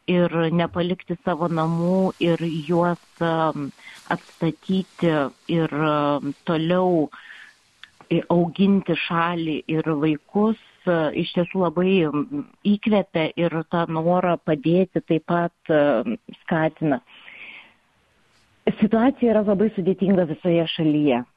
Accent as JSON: {"language": "Lithuanian", "country": "Lithuania", "said": "pasakęs, kad esu iš Lietuvos"}